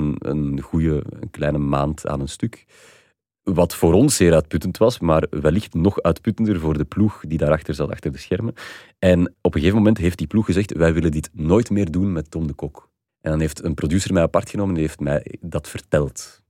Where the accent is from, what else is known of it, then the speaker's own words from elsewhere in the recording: Flanders, Belgium; wij als Vlaming